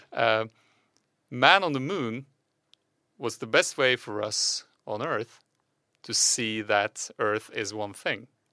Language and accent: English; Norway; English is a second language; Just two Norwegians